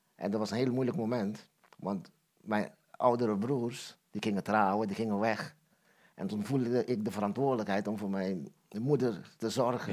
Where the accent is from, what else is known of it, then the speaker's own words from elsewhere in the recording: Curaçao; ik ben geboren in Curaçao. Ja. En eh, ik ben opgegroeid in een groot gezin